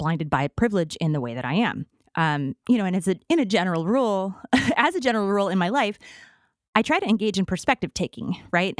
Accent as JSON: {"language": "English", "region": "Midwest", "country": "United States", "said": "I'm from the Midwest"}